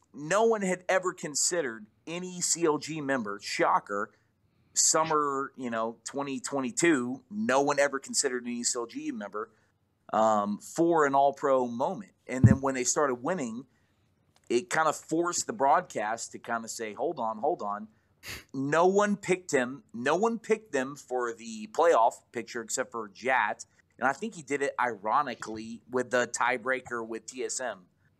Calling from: Georgia, United States

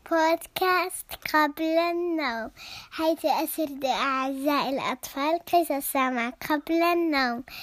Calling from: Syria; عمري سبع سنوات من سوريا

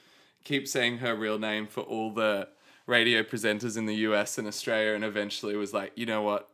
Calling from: Italy; Hello, Nick. I'm calling you from Italia.

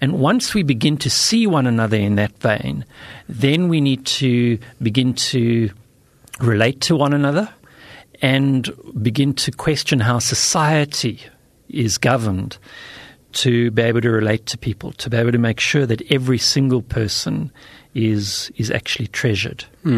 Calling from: South Africa; I'm speaking from South Africa.

